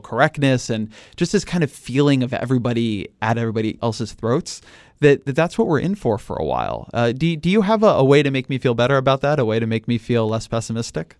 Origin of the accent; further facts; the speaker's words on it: California, United States; I'm a Californian